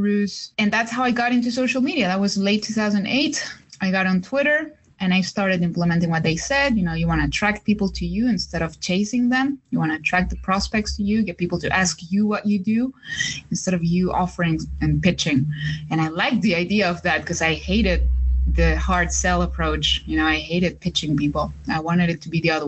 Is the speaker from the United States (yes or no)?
no; Chile; moved away; I'm from Chile